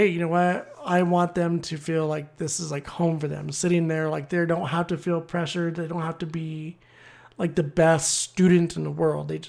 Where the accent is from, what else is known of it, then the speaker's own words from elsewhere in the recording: United States; being an American